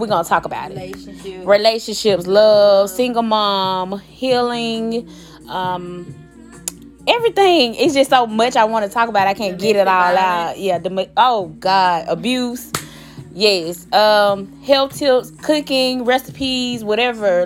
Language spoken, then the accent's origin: English; Selma, Alabama, United States; We're from Selma, Alabama